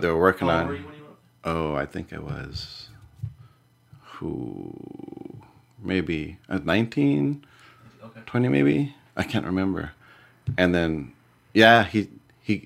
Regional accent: San Diego, California, United States; born and raised in San Diego

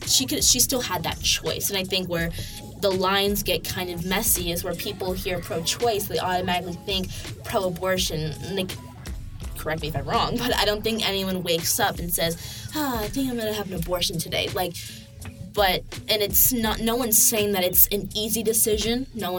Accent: New York, United States; So my background, I come from a liberal home. I'm from New York, and that's a liberal state.

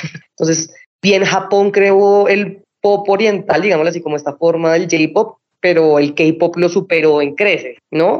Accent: Colombia; como colombianos, sí somos muy bienvenidos en Corea

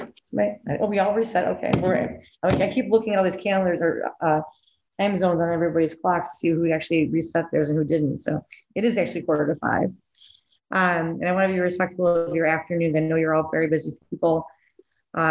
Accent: Buffalo, New York, United States; I'm from Buffalo

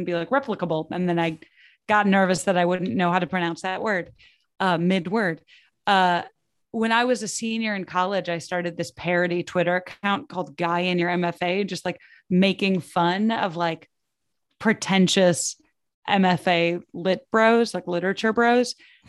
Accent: Midwest, United States; I never really thought that I would make it as an actual like writer just because I'm like from the Midwest and my parents are not in creative fields.

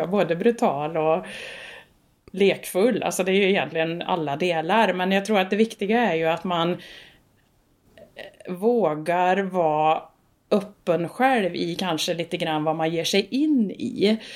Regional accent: Värmland, Sweden; Hemma i Värmland.

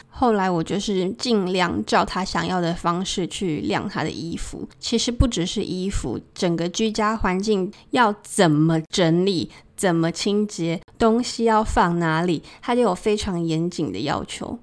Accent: Keelung, Taiwan; moved away as an adult; now in Bangkok, Thailand; 我小时候是住在基隆和平岛，跟我的阿嬷一起住

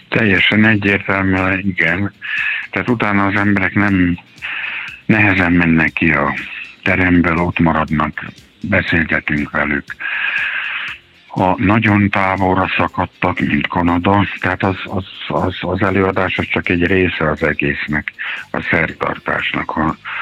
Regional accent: Subotica, Vojvodina, Serbia; moved away as an adult; now in Hungary; én is egy háború miatt vagyok itt, Szabadkán születtem, és a délszláv háború kapcsán jöttem át

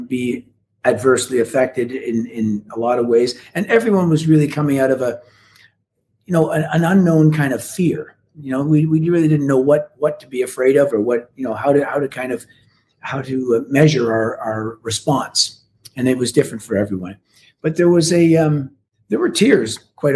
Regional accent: Canada; as a Canadian

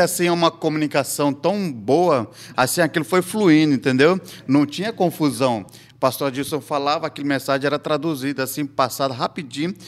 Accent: India; Portuguese is a second language; eu nasci, eu cresci na Índia

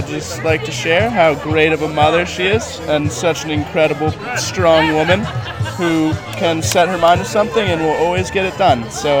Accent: Middletown, Rhode Island, United States; I'm from Middletown, Rhode Island.

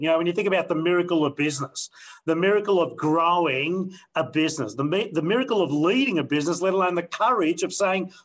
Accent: Victoria, Australia; we're all from Victoria in this room

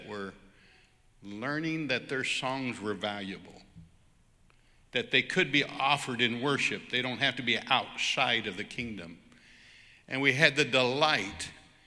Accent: United States; I'm just an American worship leader in a church

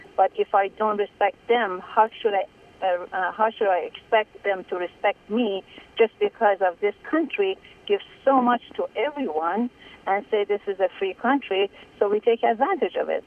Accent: Iran; now in United States; I'm Iranian or I was born in Iran

